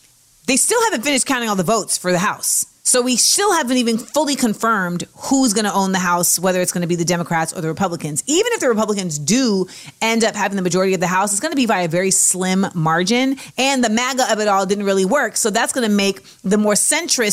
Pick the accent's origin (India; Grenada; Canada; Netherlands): Grenada; I am not Trinidadian. I am Grenadian.